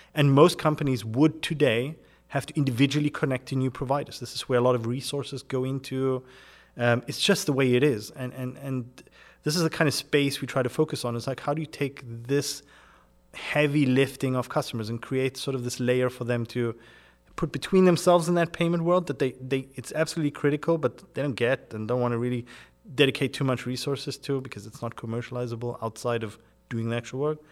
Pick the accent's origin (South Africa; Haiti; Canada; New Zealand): South Africa; moved away as an adult; also born or lived in United Kingdom; I'm originally born and grew up in South Africa in a German household